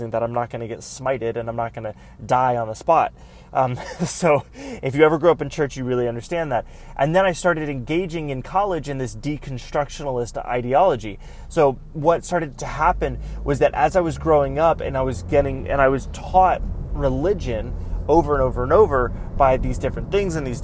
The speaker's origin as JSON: {"language": "English", "town": "Greenville", "region": "South Carolina", "country": "United States", "tie": "born or raised there", "also_born_or_lived": "Central Florida", "moved": "yes", "lives_now": "Florida, United States", "said": "I grew up in South Carolina"}